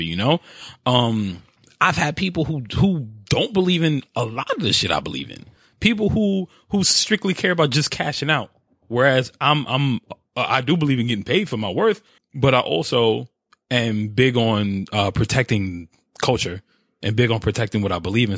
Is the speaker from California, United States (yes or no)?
no; New York, United States; my New York attitude